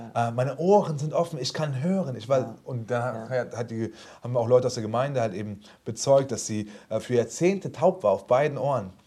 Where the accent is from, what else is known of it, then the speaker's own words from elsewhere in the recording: Frankfurt, Hesse, Germany; ich bin aus Frankfurt